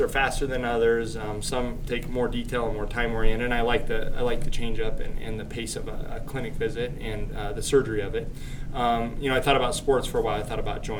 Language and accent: English; Lakewood, Colorado, United States; moved away; also born or lived in Boulder, Colorado; I grew up right outside of Denver